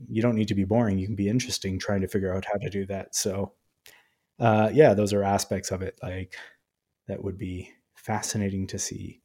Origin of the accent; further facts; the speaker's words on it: Canada; as a Canadian